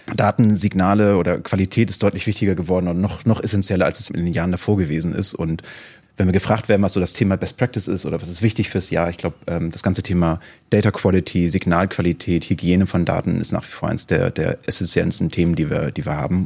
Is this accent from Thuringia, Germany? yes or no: no; Hamburg, Germany; ich komme aus Hamburg